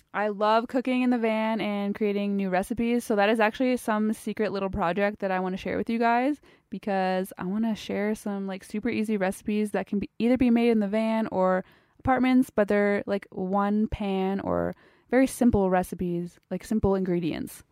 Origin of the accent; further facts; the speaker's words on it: Ontario, Canada; I am from Ontario, Canada.